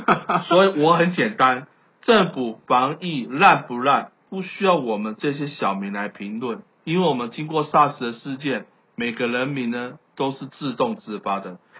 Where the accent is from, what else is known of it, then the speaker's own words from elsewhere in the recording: Taiwan; 我感谢生在台湾